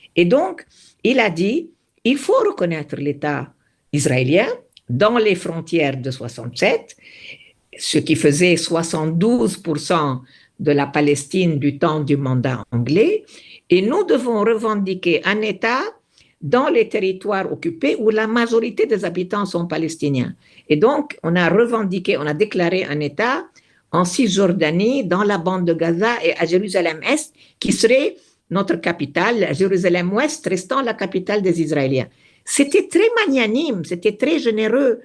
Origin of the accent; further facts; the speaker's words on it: Beirut, Beirut Governorate, Lebanon; moved away; je me sens autant libanaise que palestinienne parce que j'ai grandi, je suis née au Liban